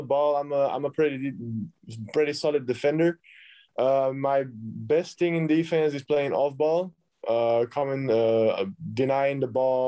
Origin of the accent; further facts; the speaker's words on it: Belgium; I'm coming from Belgium.